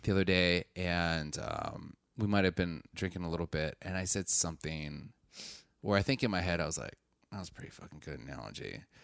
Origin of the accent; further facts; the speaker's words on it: Wisconsin, United States; I'm from Wisconsin, so I know the hunting lingo